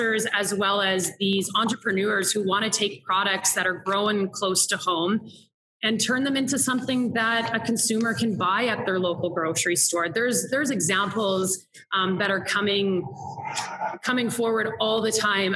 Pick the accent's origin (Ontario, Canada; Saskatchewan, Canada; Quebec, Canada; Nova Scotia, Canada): Saskatchewan, Canada; I grew up in Saskatchewan, and we are touted as the breadbasket of the world